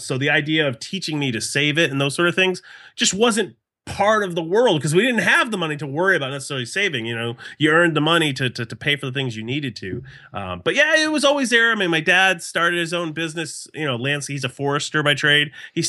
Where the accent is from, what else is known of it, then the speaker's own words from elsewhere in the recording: West Lebanon, New Hampshire, United States; Well, I grew up in West Lebanon, New Hampshire, which is a really small town right on the Vermont border.